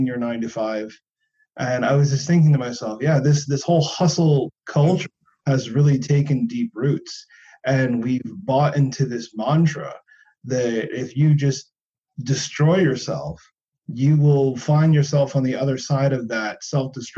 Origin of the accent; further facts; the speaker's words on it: United States; now in Germany; I'm American living in Germany